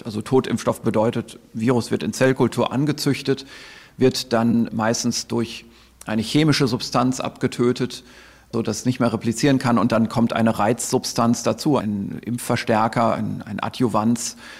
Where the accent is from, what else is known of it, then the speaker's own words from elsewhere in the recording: Germany; bei uns in Deutschland